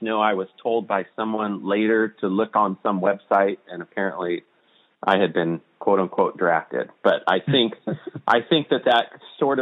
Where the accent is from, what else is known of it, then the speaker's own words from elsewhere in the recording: Spokane, Washington, United States; Spokane, Washington